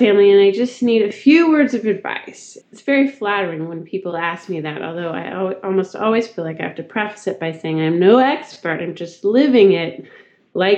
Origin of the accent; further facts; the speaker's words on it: Northern California, United States; moved away as an adult; now in Austin, United States; I'm from Northern California, the home of the Christmas tree farm